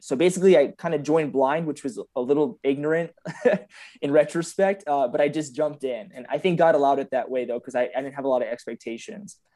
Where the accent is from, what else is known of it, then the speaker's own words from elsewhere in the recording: San Antonio, Texas, United States; also born or lived in Michigan; So I claim San Antonio 'cause I moved here, uh, when I was eight, but I, I started in Michigan, funny enough. I grew up in Bethesda, but I moved when I was eight years old.